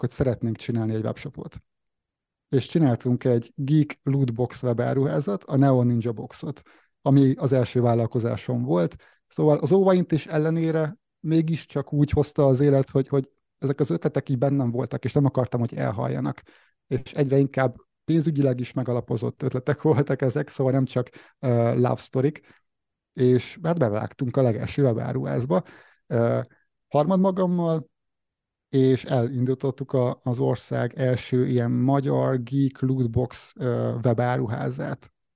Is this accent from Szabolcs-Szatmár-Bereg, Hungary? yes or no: yes; Nyíregyháza, Szabolcs-Szatmár-Bereg, Hungary; 1989-ben születtem március végén, Nyíregyházán láttam meg a napvilágot